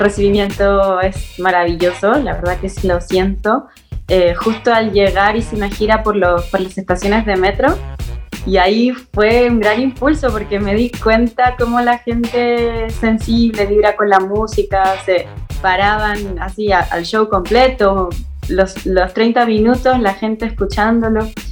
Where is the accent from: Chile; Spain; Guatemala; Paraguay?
Chile; moved away as an adult; now in Mexico City, Mexico; soy cantadora chilena, italo-chilena. Me vine a México hace dos años